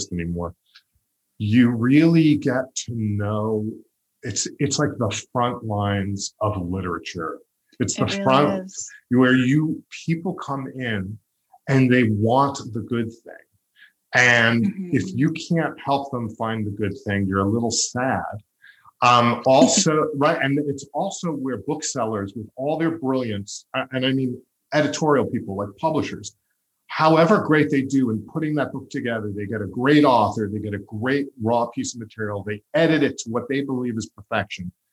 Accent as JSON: {"language": "English", "area": "Long Island", "region": "New York", "country": "United States", "tie": "born or raised there", "said": "I grew up on Long Island"}